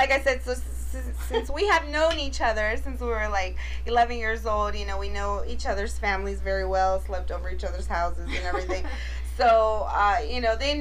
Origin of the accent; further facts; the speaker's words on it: Inglewood, California, United States; we grew up in Inglewood